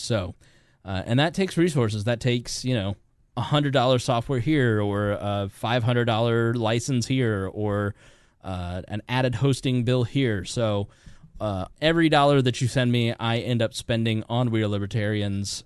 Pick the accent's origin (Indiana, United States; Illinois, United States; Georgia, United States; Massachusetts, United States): Indiana, United States; Hoosier; accent: Hoosier; my Hoosier accent